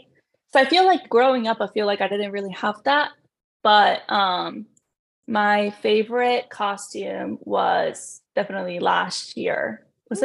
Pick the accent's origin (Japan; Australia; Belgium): Japan; moved away; I grew up in Japan